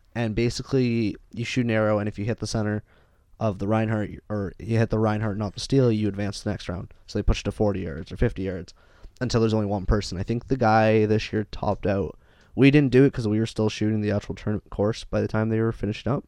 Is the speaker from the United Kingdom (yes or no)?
no; Canada; we're from Canada